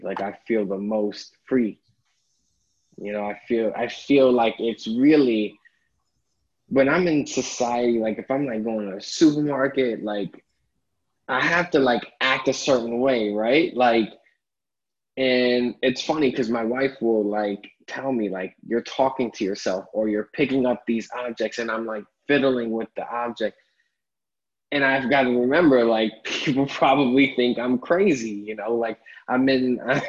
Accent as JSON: {"language": "English", "town": "New York City", "region": "New York", "country": "United States", "tie": "born or raised there", "said": "I grew up in Harlem, spent most of my life there"}